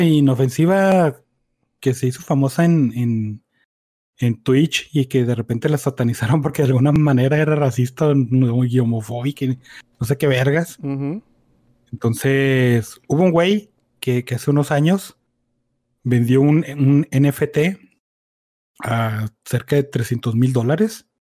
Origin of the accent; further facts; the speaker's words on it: Mexico; porque somos mexicanos